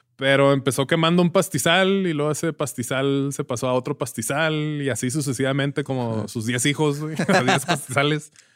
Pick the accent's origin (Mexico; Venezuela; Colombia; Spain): Mexico; Ciudad Juárez, Chihuahua; somos de Juárez, pero no nacimos en Juárez, nos criamos en Juárez